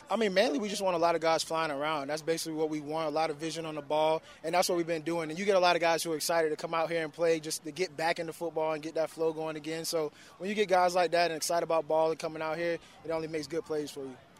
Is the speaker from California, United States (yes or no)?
no; Florida, United States; now in Houston, United States; I'm from Florida, so I love the South, so being back here feels like home to me